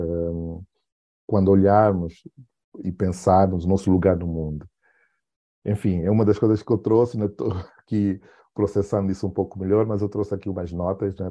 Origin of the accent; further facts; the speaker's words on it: Benguela, Angola; o lugar onde eu nasci, né, Benguela